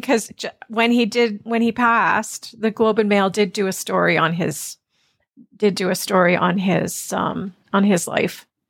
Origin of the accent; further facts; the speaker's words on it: Ontario, Canada; also born or lived in Toronto; So, yes, I grew up in Canada and mostly in Ontario.